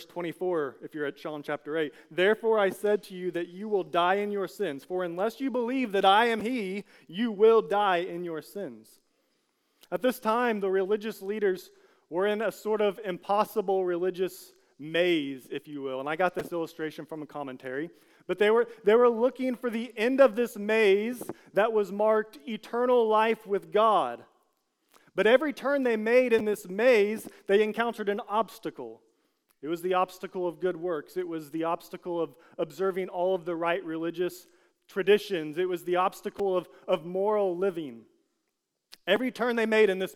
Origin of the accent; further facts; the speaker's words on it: United States; as an American